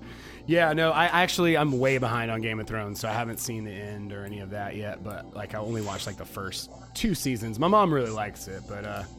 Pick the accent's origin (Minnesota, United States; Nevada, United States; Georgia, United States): Georgia, United States; I grew up in the South here in Georgia.